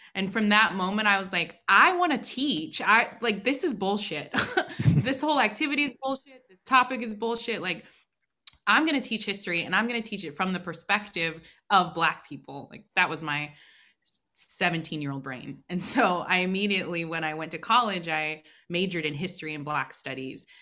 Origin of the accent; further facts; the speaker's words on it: Portland, Oregon, United States; growing up in Oregon